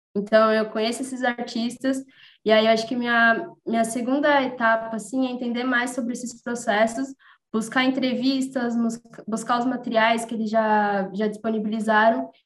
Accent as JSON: {"language": "Portuguese", "region": "São Paulo", "country": "Brazil", "said": "eu sou de São Paulo"}